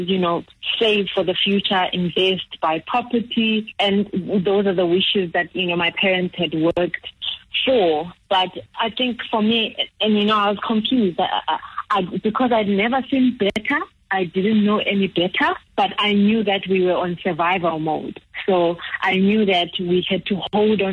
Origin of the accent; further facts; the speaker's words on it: Zimbabwe; moved away; growing up in Zimbabwe